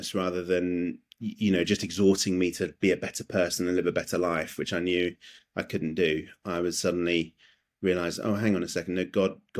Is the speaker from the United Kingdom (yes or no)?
yes; London, United Kingdom; now in Belfast, United Kingdom; I'm from London, but I live in Belfast in Northern Ireland